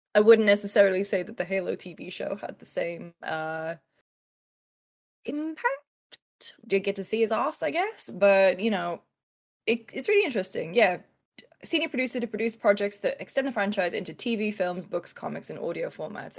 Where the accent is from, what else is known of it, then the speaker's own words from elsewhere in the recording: United Kingdom; I'm British